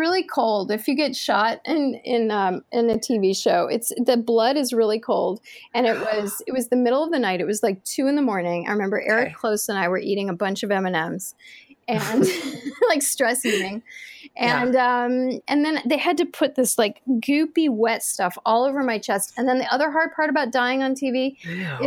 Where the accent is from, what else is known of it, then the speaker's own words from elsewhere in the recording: New York, United States; I grew up in New York